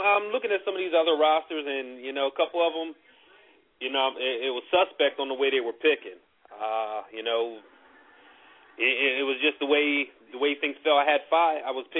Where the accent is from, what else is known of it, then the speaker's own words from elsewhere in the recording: New Jersey, United States; moved away; I'm in a league back home. I'm from Jersey.